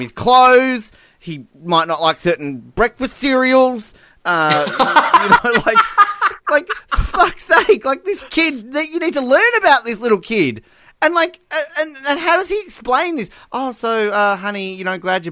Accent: Tasmania, Australia; I'm from Tasmania

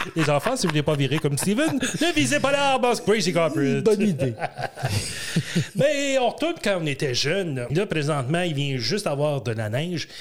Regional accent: Ontario, Canada; On vient de l'Ontario

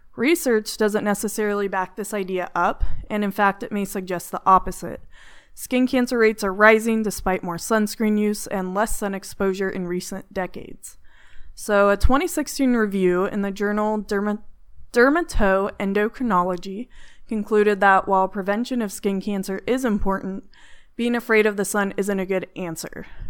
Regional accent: California, United States; now in Arizona, United States; I'm from California

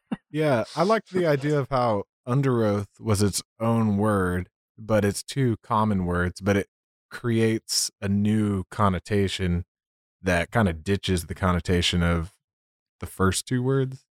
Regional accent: Killeen, Texas, United States; also born or lived in Georgetown, Texas; I'm from Killeen, Texas. Uh, it's by Fort Hood

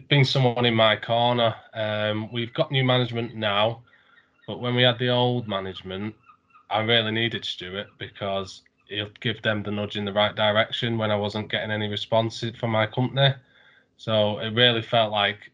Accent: North Wales, United Kingdom; I'm from North Wales.

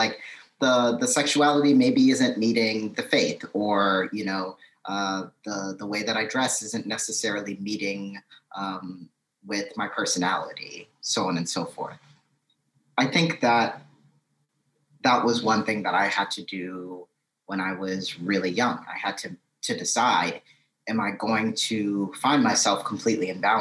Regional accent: New Orleans, Louisiana, United States; moved away; also born or lived in Houston, Texas; I am from New Orleans, and I actually am a Hurricane Katrina baby. I lived in New Orleans prior to Hurricane Katrina, moved away directly after the storm, and decided, my family decided to stay in Houston after the hurricane.

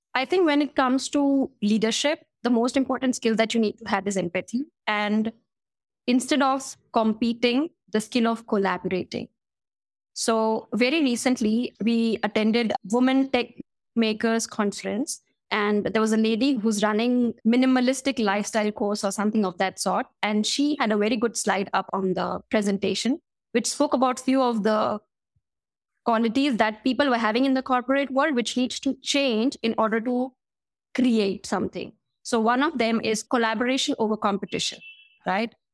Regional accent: Indore, Madhya Pradesh, India; moved away as an adult; also born or lived in South Africa; my hometown, which is Indore

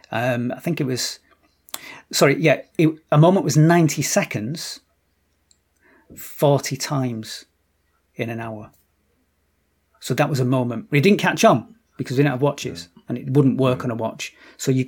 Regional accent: Oldham, North West England, United Kingdom; We're both from Oldham

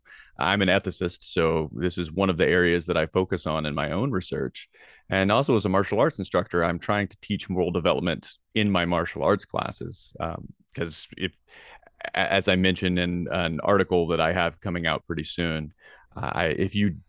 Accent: Tennessee, United States; I mean, I was raised in Tennessee, and there's a lot of wonderful things about the South.

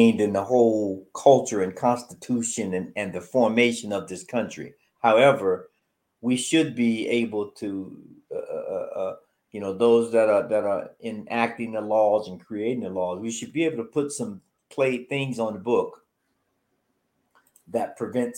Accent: the South, United States; I grew up in the South

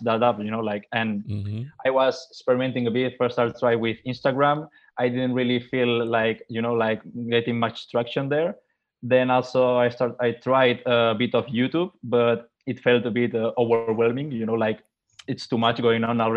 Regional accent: Mallorca, Balearic Islands, Spain; moved away as an adult; I'm from Mallorca. I come from Mallorca. I was born there and I lived there until I was 18.

